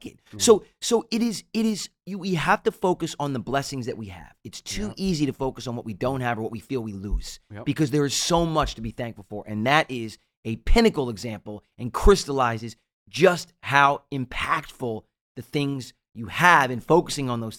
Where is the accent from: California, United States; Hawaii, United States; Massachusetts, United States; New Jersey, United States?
New Jersey, United States; Jersey Shore; we grew up on the Jersey Shore. We get houses every year on the water.